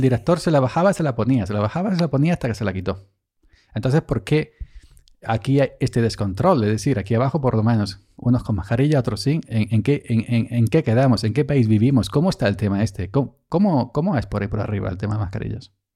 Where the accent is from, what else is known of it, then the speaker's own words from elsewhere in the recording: Andalusia, Spain; estaba yo en mi siesta andaluza típica